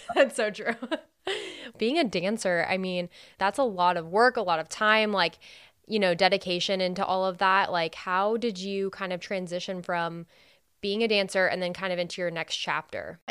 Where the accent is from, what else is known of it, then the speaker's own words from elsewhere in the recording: California, United States; moved away; I'm from California, so I live pretty far too.